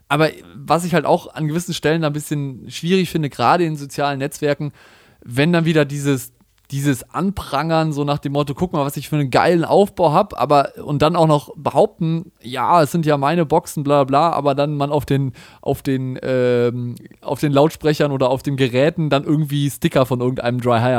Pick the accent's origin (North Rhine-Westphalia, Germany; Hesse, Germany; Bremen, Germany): North Rhine-Westphalia, Germany; Cologne; Also bei uns, ich komme ja aus Köln, war letztens Karneval, ne?